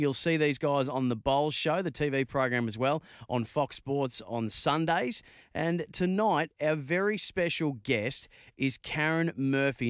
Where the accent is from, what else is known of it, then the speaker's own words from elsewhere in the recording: Bendigo, Victoria, Australia; I'm from Bendigo, which is very, very close to Maryborough.